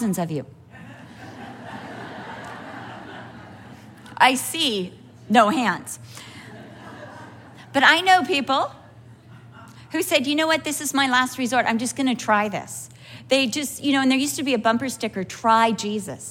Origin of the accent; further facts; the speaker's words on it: United States; I'm an American